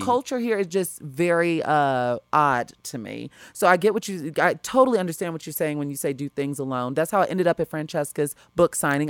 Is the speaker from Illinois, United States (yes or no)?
yes; Chicago, Illinois, United States; moved away as an adult; now in Los Angeles, United States; I was raised growing up in Chicago school district